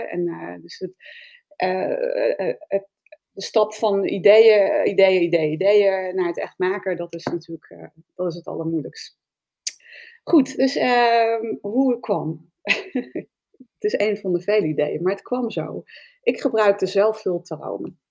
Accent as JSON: {"language": "Dutch", "town": "Spakenburg", "region": "Utrecht", "country": "Netherlands", "tie": "born or raised there", "said": "Ik kom uit Spakenburg en ik kom uit een ondernemersfamilie"}